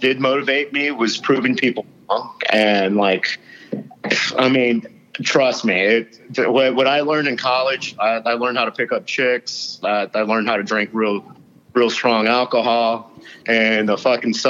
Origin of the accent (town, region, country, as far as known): Dade County, Florida, United States; born or raised there; also born or lived in Louisiana